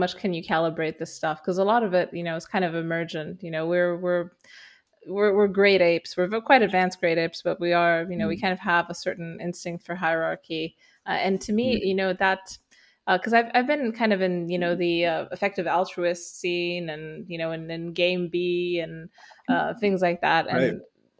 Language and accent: English; Romania; English is a second language; moved away as an adult; I grew up in Romania, and I spent most of my life there, and then I moved to the West and worked there for about 10 years